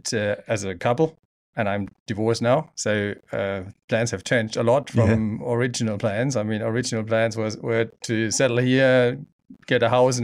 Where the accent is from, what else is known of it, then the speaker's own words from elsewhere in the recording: Germany; now in Geraldton, Australia; Well, I immigrated in 2012 from Germany and loved it. Came straight to Geraldton.